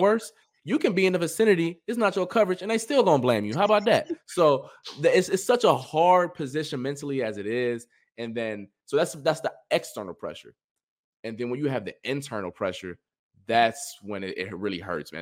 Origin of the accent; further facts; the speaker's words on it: Cleveland, Ohio, United States; I'm from Cleveland